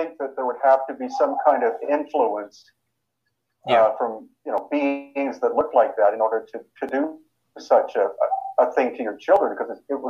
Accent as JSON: {"language": "English", "country": "Canada", "tie": "born or raised there", "also_born_or_lived": "United States", "said": "Well, I was born in the U.S. I grew up in Canada, but I'm a dual citizen, so I've lived in both countries on and off."}